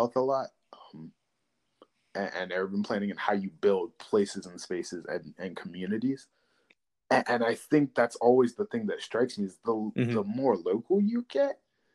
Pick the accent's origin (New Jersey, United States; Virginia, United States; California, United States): Virginia, United States; Chesapeake; I'm from Chesapeake